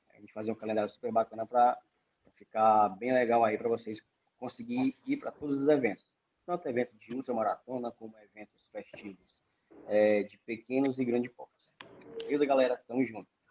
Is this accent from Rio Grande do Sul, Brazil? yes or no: no; Sobral, Ceará, Brazil; sou de Sobral